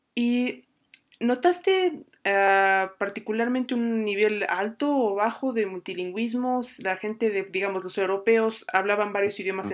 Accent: Mexico; cuando yo estaba en Japón éramos, em, dos mexicanos

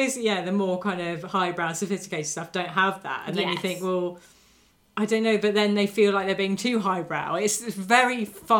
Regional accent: United Kingdom; we are British viewers

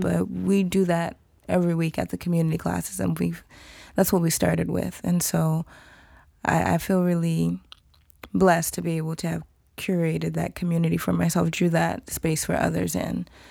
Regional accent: Atlanta, Georgia, United States; I'm Nigerian American, so I'm first generation, but I was born in Atlanta, and so my family growing up were traditional

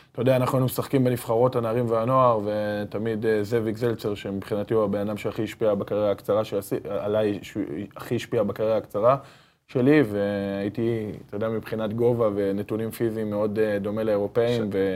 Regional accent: Haifa, Haifa District, Israel; גדלנו במועדון הזה מגיל תשע. אנחנו גדלנו בעיר הזאת

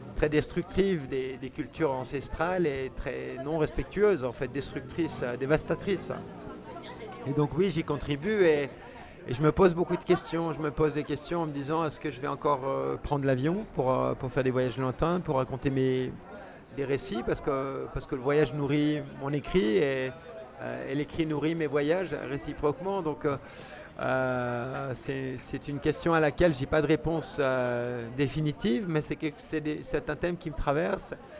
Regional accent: Geneva basin, Switzerland; quand on est né dans le bassin genevois, on a des montagnes qui nous entourent

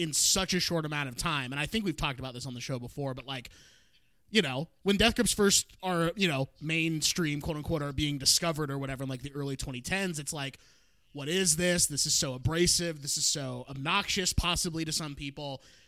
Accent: Portland, Oregon, United States; moved away; also born or lived in Cleveland, Ohio / Orange County, California; my my parents and I moved to the Portland suburbs

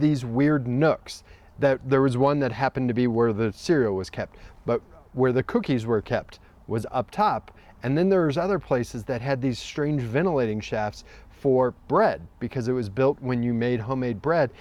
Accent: Nevada, United States; growing up in Nevada, you always had Halloween off

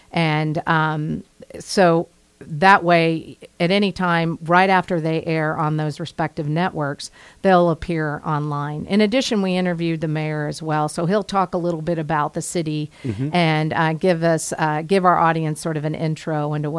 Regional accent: Midwest, United States; I am from the Midwest.

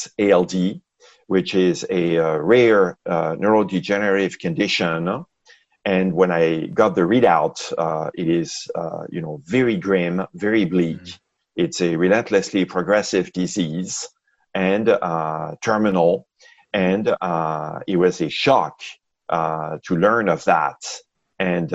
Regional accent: France; moved away as an adult; also born or lived in Seattle, Washington, United States; now in Bay Area, United States; I grew up in France, and I came to the U.S. for grad school in the mid-80s in Seattle, Washington, where I met my wife.

